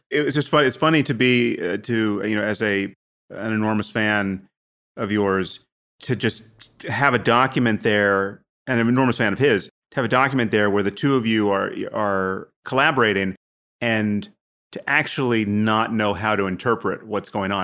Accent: United States; I'm from America

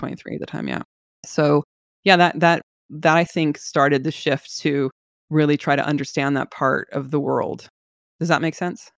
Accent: San Francisco Bay Area, California, United States; I'm from the Bay Area

